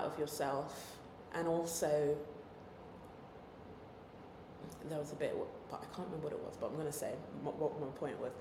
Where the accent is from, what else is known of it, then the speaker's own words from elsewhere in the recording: London, United Kingdom; I'm a Londoner